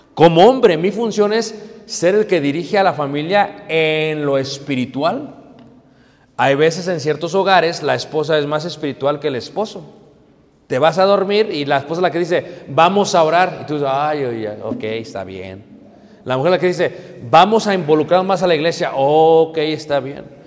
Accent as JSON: {"language": "Spanish", "country": "Mexico", "said": "como buenos mexicanos"}